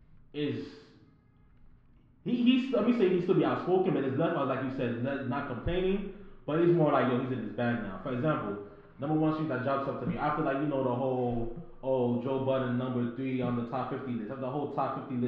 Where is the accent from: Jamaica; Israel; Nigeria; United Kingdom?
Nigeria